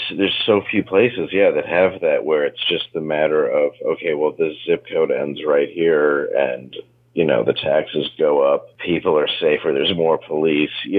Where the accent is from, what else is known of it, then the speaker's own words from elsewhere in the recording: Grosse Pointe Woods, Michigan, United States; I grew up in Grosse Pointe Woods, Harper Woods area